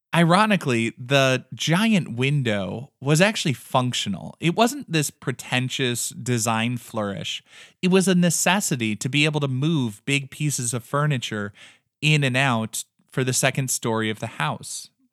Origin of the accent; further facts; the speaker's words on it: American Midwest, United States; we are both from the American Midwest